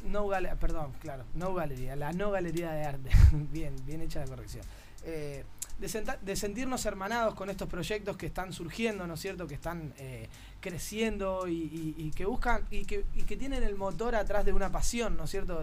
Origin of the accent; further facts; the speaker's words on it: Argentina; now in Barcelona, Spain; a uno como argentino